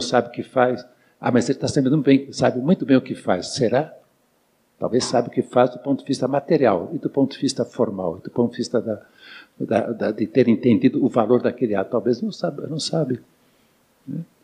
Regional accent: São Paulo, Brazil; Eu sou de São Paulo

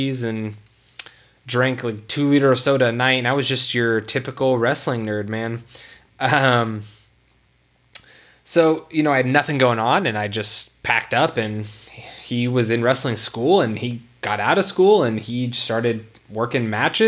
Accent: California, United States; we grew up in California in the small town

